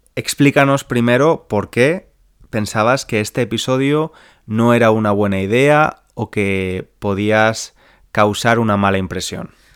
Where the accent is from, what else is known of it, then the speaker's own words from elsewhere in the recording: Spain; mis vacaciones de verano como niño español